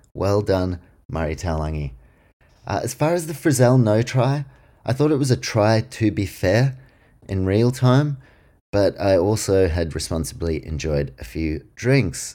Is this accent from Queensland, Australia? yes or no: yes; Queensland, Australia; I'm a Queenslander